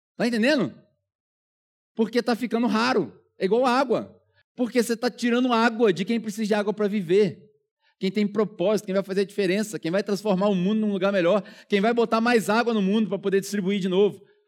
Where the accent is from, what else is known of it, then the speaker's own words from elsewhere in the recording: Brazil; moved away as an adult; also born or lived in New Zealand; Eu não tinha a menor pretensão de voltar pro Brasil